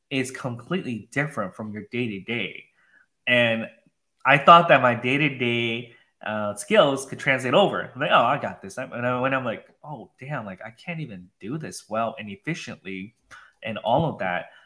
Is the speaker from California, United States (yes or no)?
no; Minnesota, United States; also born or lived in Wisconsin; now in Austin, United States; I was from the Midwest, okay, upper Midwest in Minnesota, Wisconsin.